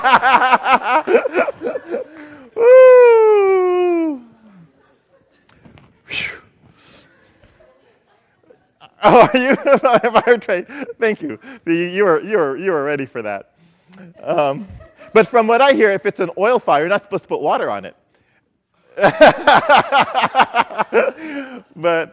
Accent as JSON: {"language": "English", "country": "Philippines", "tie": "born or raised there", "moved": "yes", "said": "I grew up in the Philippines"}